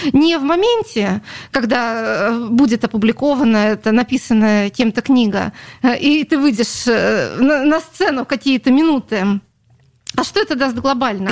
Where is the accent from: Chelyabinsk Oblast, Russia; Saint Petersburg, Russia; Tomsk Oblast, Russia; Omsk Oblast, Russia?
Saint Petersburg, Russia; Это моя родина, я родилась на Литейном